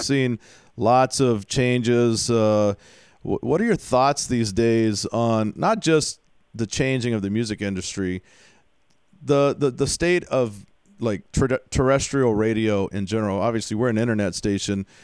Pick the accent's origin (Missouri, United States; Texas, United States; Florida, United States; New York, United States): Texas, United States; Houston; I grew up in Houston